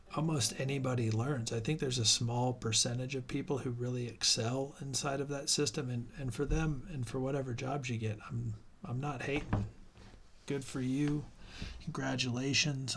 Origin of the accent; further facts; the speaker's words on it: Ohio, United States; the area that I grew up in Ohio